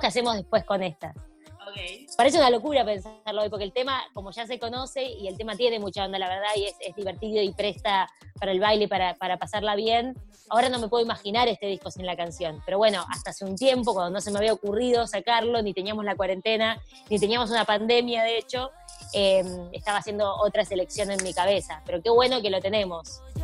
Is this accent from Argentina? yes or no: yes; Argentina; Nosotros pues somos argentinos y por supuesto saben mi historia desde el día cero en mi país